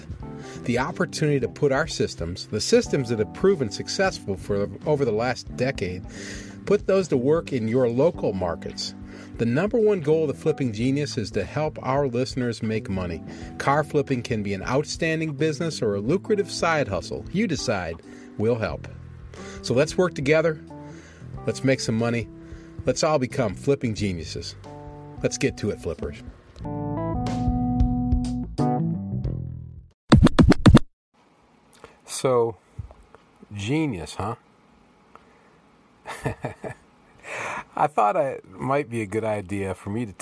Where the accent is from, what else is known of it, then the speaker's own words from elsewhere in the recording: Toledo, Ohio, United States; I was raised in Toledo, Ohio